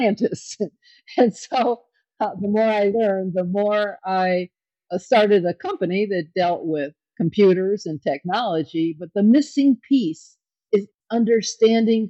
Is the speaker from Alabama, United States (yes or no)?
no; Kenosha, Wisconsin, United States; born or raised there